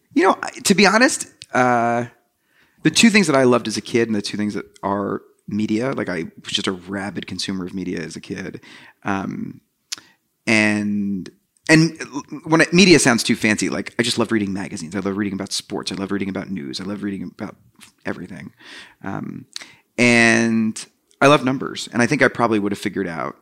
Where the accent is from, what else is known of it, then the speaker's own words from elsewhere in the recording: New Jersey, United States; I grew up in New Jersey